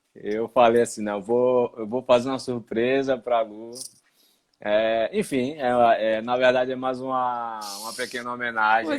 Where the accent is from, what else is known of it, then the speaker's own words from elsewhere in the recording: Recife, Pernambuco, Brazil; moved away as an adult; also born or lived in Ireland; now in Portugal; E eu de Recife